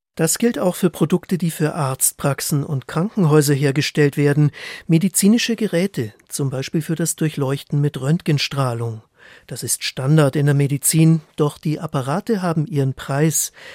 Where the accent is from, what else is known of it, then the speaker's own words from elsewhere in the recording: Germany; bei uns in Deutschland